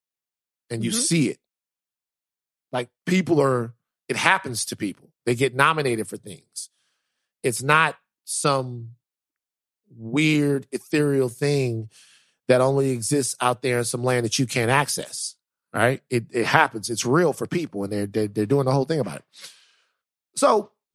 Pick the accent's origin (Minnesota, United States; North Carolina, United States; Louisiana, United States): Louisiana, United States; Baton Rouge; Growing up in Baton Rouge, a lot of times it was chaotic